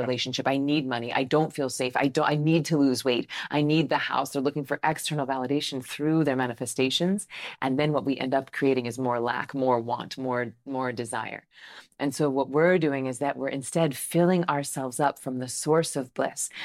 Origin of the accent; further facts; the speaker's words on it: Tallahassee, Florida, United States; I grew up Southern Baptist, right? So I'm from Tallahassee, Florida